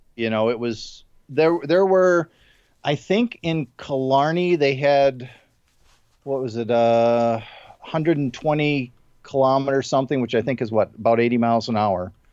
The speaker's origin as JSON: {"language": "English", "region": "Midwest", "country": "United States", "tie": "born or raised there", "moved": "yes", "said": "I grew up in the Midwest"}